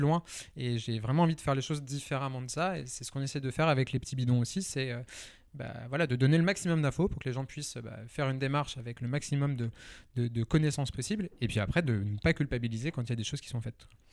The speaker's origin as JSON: {"language": "French", "town": "Lyon", "region": "Auvergne-Rhône-Alpes", "country": "France", "also_born_or_lived": "Nantes", "moved": "yes", "said": "alors moi, je suis à la base lyonnais"}